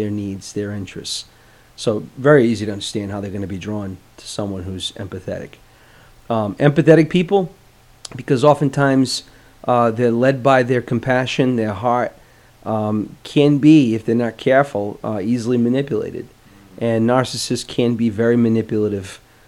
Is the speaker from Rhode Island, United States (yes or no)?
yes; Providence, Rhode Island, United States; I'm from Providence.